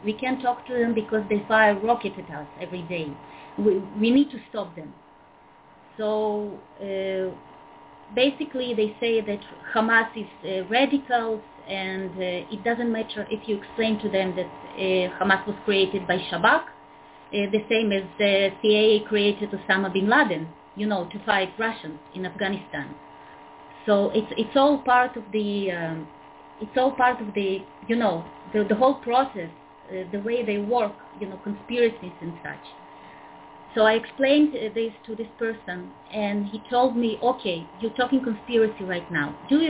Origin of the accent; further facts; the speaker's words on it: Israel; I'm an Israeli.